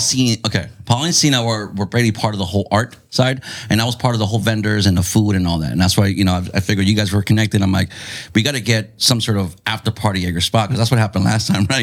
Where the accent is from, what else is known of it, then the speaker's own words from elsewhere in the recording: Chula Vista, California, United States; I grew up in Otay, like Castle Park